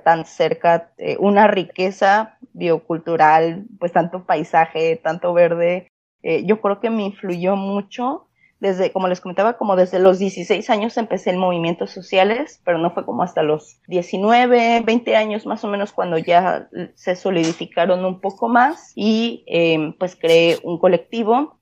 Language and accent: Spanish; Colima, Mexico; soy de una ciudad que se llama Colima y es chiquito, chiquito, es el segundo estado más chiquito de todo el país, de México